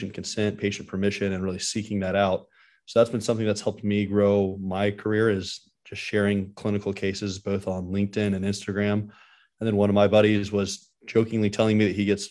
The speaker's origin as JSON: {"language": "English", "town": "Dallas", "region": "Texas", "country": "United States", "tie": "born or raised there", "also_born_or_lived": "Miami, Florida / Philadelphia", "said": "I grew up in Dallas, which is the same city I'm practicing in now."}